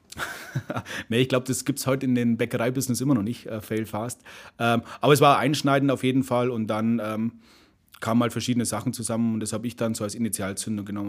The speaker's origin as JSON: {"language": "German", "town": "Munich", "region": "Bavaria", "country": "Germany", "tie": "born or raised there", "said": "München, bin Münchner."}